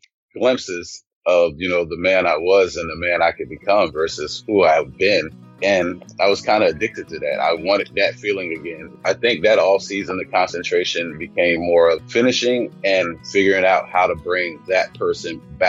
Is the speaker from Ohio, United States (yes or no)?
no; Louisiana, United States; also born or lived in Germany; I grew up in Louisiana, but I was a military brat. I was actually born in Germany, so moved around a lot in my early years, but Louisiana is home for me.